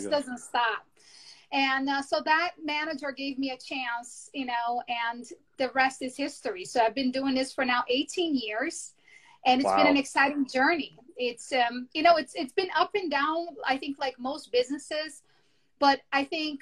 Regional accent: Rio de Janeiro, Brazil; English is a second language; moved away as an adult; now in New York, United States; I was born and raised in Brazil. I came here when I was 18 years old, and I didn't know how to speak English.

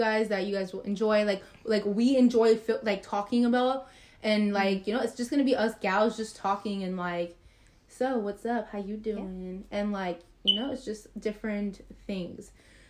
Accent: Texas, United States; We don't know so much, but we are from Texas, so we all get so hyped when it's like a baseball game or a football game or a basketball game.

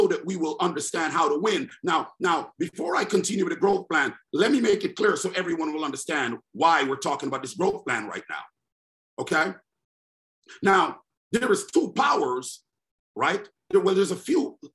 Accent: New York City, New York, United States; I'm in the NYC. That's my hometown

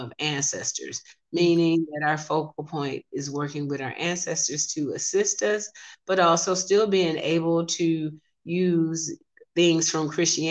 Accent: Alabama, United States; I'm from Alabama, so that was in growing up, that was in my family

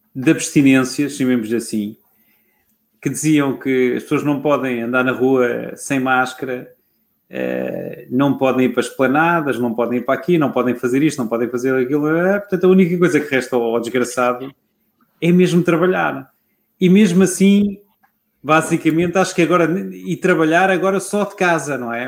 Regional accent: Lisbon, Portugal; eu sou toda a vida da, da zona histórica de Lisboa. Já o meu bisavô era, já o avô do meu bisavô era da zona histórica de Lisboa. Uhum. Portanto, eu sou lisboeta, quando se fala em alfacinha, sou eu

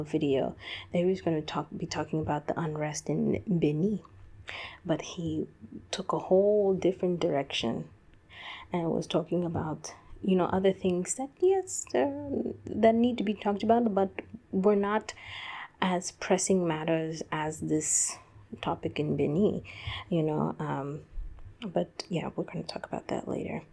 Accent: United States; growing up in the United States

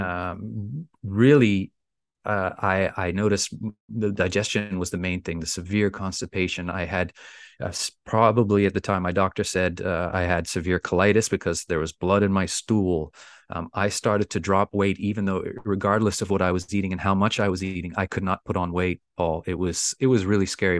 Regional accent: Bermuda; I'm from the beautiful island of Bermuda.

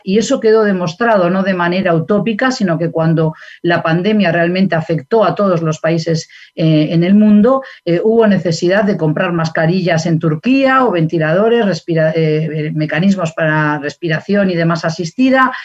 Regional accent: Basque Country, Spain; moved away; yo acabo de regresar del País Vasco de mi tierra natal y de España

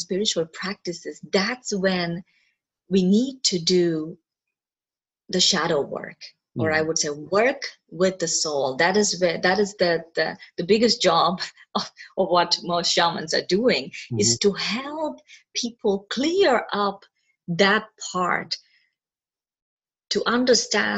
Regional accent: Kerala, India; born and brought up in Kerala, mm-hmm. India.

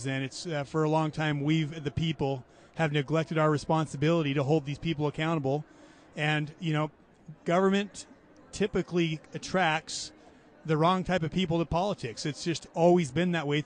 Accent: Orem, Utah, United States; also born or lived in Florida; Grew up in Orem, Utah

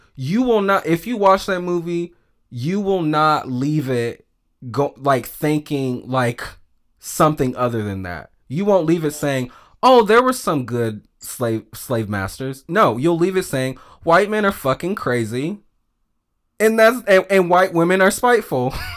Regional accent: the South, United States; just being a feminine little black gay boy, um, growing up in the South.

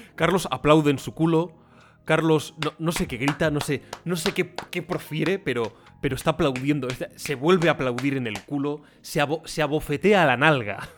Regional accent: Sierra de Gata, Extremadura, Spain; Trevejo, Sierra de Gata, que es donde yo nací, donde me he criado, la, comarca

